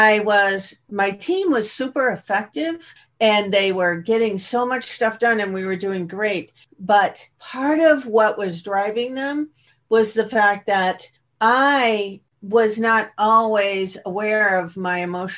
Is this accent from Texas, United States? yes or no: no; Boston, Massachusetts, United States; now in California, United States; I come originally from Boston. I'm in California now, but the youngest of a family of five that were, you know, grew up in the Boston area